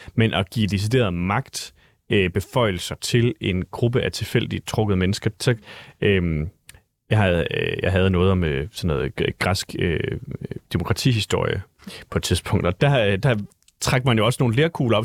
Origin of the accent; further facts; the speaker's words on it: Vejle, Southern Denmark, Denmark; moved away; jeg var selv fra Vejle